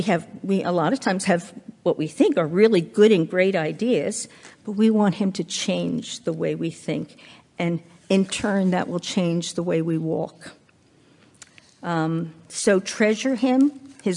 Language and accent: English; New York, United States; we moved out to Long Island, because I came from New York, as Kristen said.